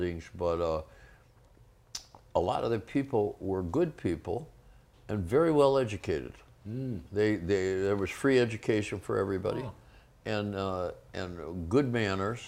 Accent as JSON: {"language": "English", "town": "Detroit", "region": "Michigan", "country": "United States", "tie": "born or raised there", "also_born_or_lived": "London / Los Angeles / Berlin", "moved": "as an adult", "said": "I'm from Detroit"}